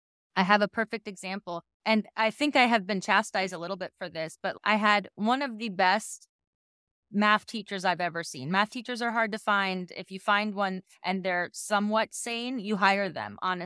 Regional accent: Queens, New York, United States; I grew up in New York. I was in Queens. I don't sound like Fran Drescher. And then I moved to Florida.

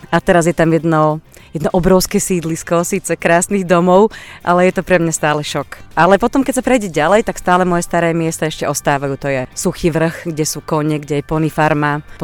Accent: Banská Bystrica, Banská Bystrica Region, Slovakia; mám v Bystrici rodinu, tak sa sem rada vraciam. Narodila som sa na Uhlisku a potom som žila celé moje detstvo na Fončorde, čo je úplne nádherná štvrť.

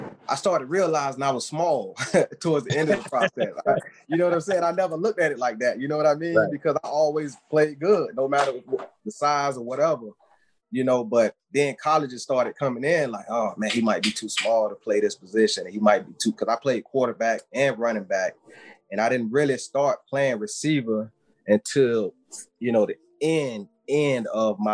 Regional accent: Apopka, Florida, United States; I'm from Apopka

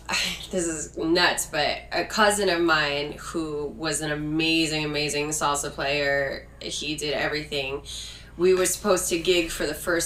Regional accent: Morrisville, Pennsylvania, United States; I'm from Morrisville, Pennsylvania.

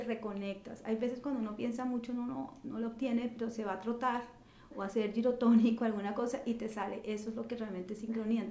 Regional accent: Colombia; moved away as an adult; now in New York, United States; haber crecido en Colombia

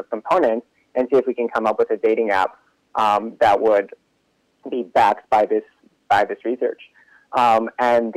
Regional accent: Los Angeles, California, United States; moved away; also born or lived in Israel / New York; geographically, I'm from LA.

